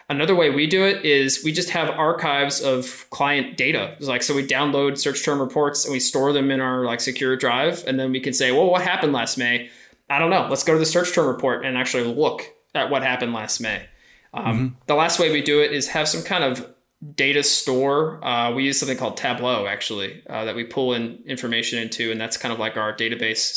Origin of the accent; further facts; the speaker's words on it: East Coast, United States; Similarly, I'm East Coaster as well, so uh, fast talker.